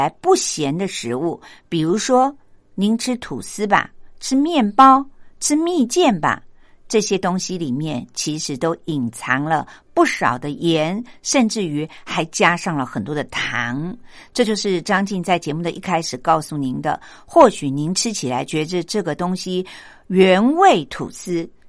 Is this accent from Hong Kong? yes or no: no; Taiwan; 而我们台湾人的饮食习惯呢，使我们盐分的摄取量真的会比西方人来得高。